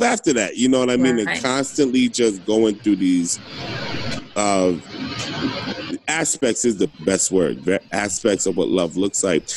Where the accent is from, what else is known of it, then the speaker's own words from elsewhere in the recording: New Jersey, United States; moved away; I'm from Jersey and I go to Jersey.